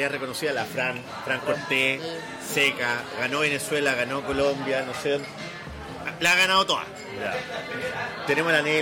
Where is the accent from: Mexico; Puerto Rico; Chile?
Chile; Valparaíso; Ah, Soy de Valparaíso. Eso ya